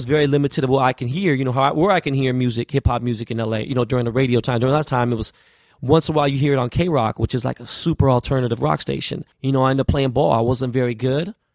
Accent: Los Angeles, California, United States; I grew up in Koreatown, L.A.

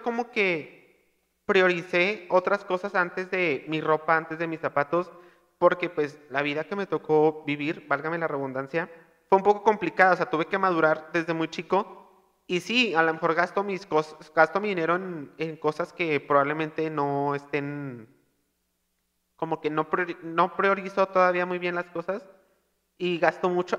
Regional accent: Monterrey, Nuevo León, Mexico; accent: regio; yo soy regio

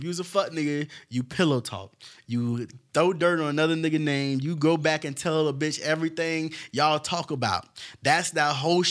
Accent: Naples, Florida, United States; moved away; because I'm from Naples. I done came up here

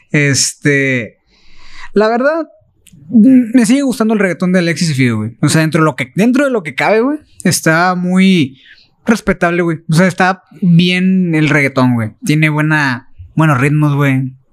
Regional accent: Monterrey, Nuevo León, Mexico; me trae recuerdos de yo de morro aquí en Monterrey

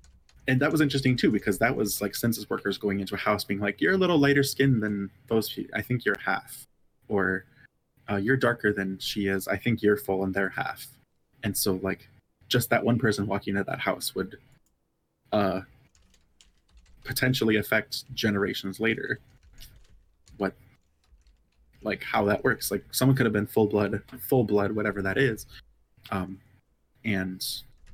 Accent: United States; I grew up in Dakota homeland

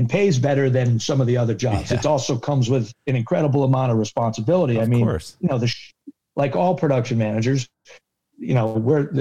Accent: New England, United States; I'm a huge sports fan, and I'm a huge New England sports fan. I grew up in New England.

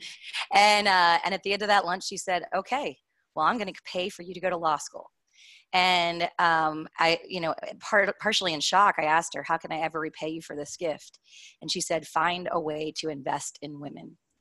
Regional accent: Kentucky, United States; I'm from Kentucky originally.

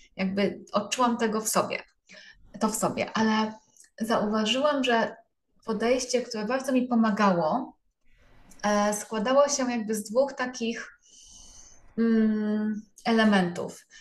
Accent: Częstochowa, Silesian Voivodeship, Poland; jestem z Częstochowy

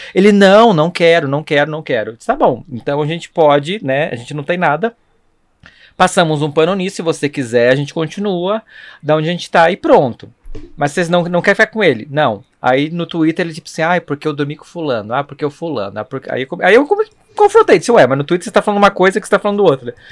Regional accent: Blumenau, Santa Catarina, Brazil; now in São Paulo, Brazil; Eu sou de Blumenau

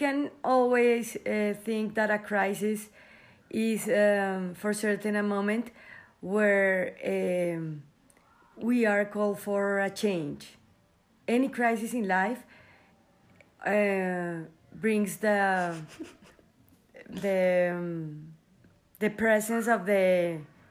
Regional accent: Colombia; I am from Colombia and I live here.

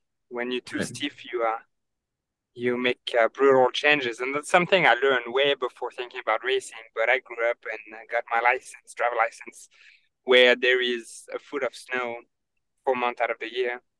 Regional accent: eastern France, France; born or raised there; first language French; English is a second language; moved away as an adult; now in United States

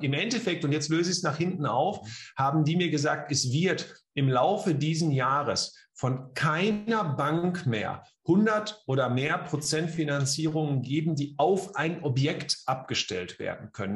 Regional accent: Bielefeld, North Rhine-Westphalia, Germany; komme aus und lebe in Bielefeld

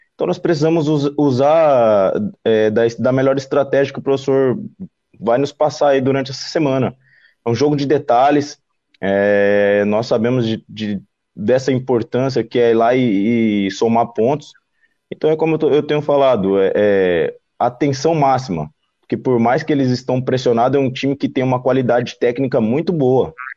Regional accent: Cuiabá, Mato Grosso, Brazil; now in Florianópolis, Brazil; Eu sou de Cuiabá, não, de Cuiabá, Mato Grosso

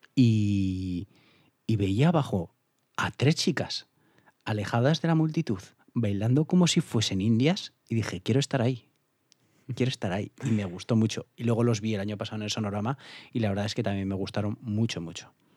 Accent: Alfaro, La Rioja, Spain; en mi pueblo en Alfaro se hacía el alfarrock y he ido cuatro o cinco años con 14, 15, 16, 17 años

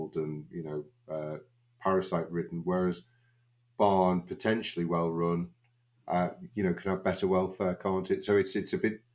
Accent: Liverpool, North West England, United Kingdom; I was born in Liverpool, went to university in Liverpool, went out for a couple of years doing the mixed practice that most vets at that time did, and then gravitated back into Liverpool to do small animal practice

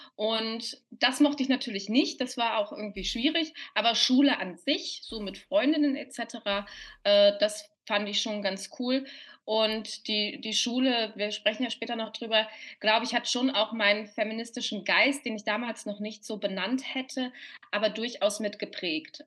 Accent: Cologne, North Rhine-Westphalia, Germany; moved away as an adult; now in Vienna, Austria; Ich bin ja eigentlich Kölnerin, Kölner Wahlwienerin, sage ich dann immer ganz gerne

